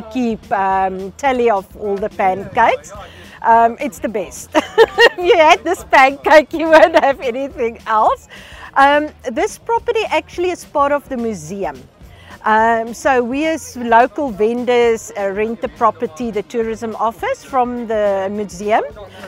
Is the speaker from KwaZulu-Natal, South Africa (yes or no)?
no; Pretoria, Gauteng, South Africa; moved away as an adult; now in Prince Albert, South Africa; When I told people I'm going to move to Prince Albert, I was from Pretoria, working with a big food market.